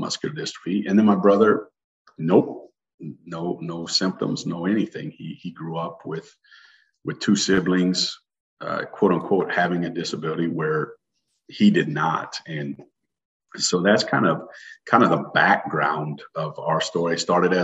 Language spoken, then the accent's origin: English; Iowa, United States; also born or lived in Des Moines, Iowa / Pella, Iowa / Michigan / Minnesota; an Iowa native. I was born in Des Moines. I was raised on a farm until I was 9 years old in Pella, Iowa